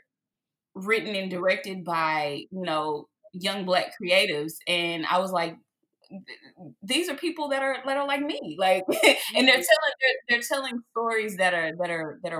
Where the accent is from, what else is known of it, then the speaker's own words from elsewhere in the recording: Dallas, Texas, United States; here in my hometown, Dallas, Texas